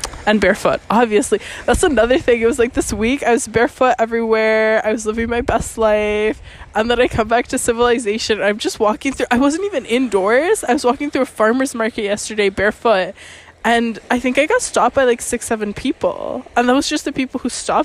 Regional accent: Canada; now in Venice, Italy; my Canadian ass

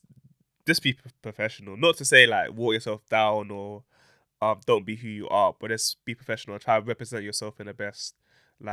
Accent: London, United Kingdom; we're both from South London

